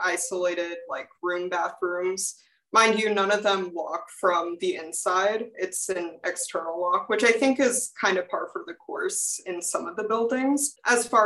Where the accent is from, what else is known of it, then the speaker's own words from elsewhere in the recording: Houston, Texas, United States; moved away as an adult; now in Walla Walla, United States; I'm coming from Houston, Texas, and I live in North Hall